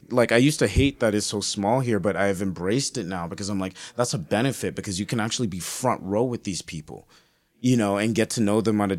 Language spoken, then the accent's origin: English; Edmonton, Alberta, Canada; I call Edmonton my hometown. Like, I don't look at Toronto as my hometown. But those are those moments where I'm embarrassed to be an Edmontonian.